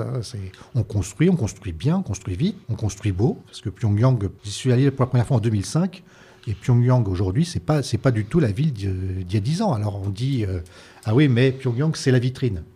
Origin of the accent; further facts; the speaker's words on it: Paris, Île-de-France, France; je, suis parisien